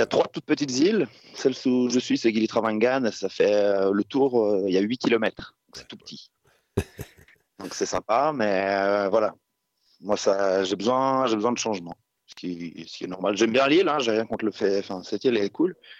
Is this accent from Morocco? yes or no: no; Switzerland; moved away as an adult; je suis rentré en Suisse quand même euh, par moment, mais euh, ouais, ça fait, que je suis parti de Suisse